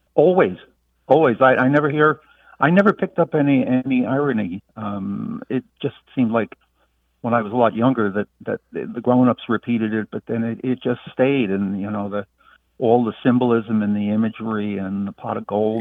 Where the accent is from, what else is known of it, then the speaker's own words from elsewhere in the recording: New York City, New York, United States; moved away as an adult; now in Wilmington, United States; I was born and raised and lived for four and a half decades in New York City